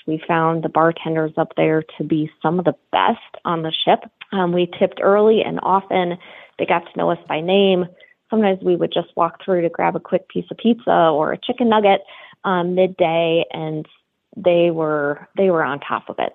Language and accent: English; South Dakota, United States; we're from South Dakota